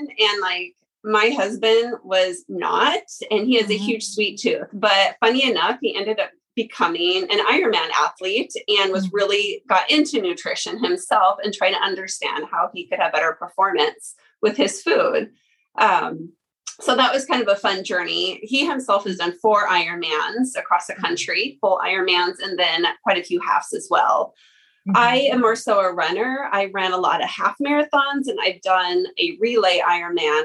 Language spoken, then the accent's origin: English; Lewiston, Idaho, United States; I was born and raised here in the Lewis Clark Valley, graduated at Lewiston High School